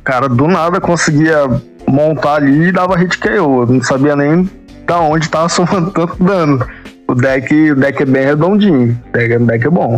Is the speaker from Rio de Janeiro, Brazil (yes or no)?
yes; Rio de Janeiro, Brazil; moved away as an adult; now in Goiânia, Brazil; Eu sou do Rio de Janeiro, lá da Tijuca. Eu tô morando em Goiânia tem mais ou menos 5, 6 anos